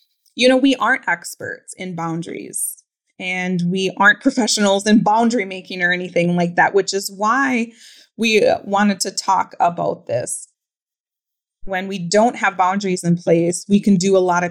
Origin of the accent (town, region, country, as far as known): Pine County, Minnesota, United States; born or raised there